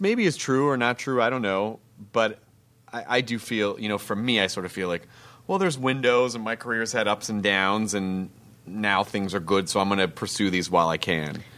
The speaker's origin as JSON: {"language": "English", "region": "the South", "country": "United States", "tie": "born or raised there", "said": "I grew up in the South."}